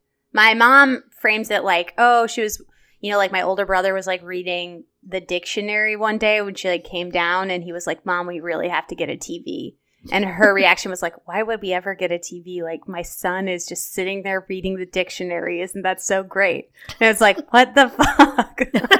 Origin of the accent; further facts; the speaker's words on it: Chicago, Illinois, United States; I'm from Chicago, but I'll let you say that.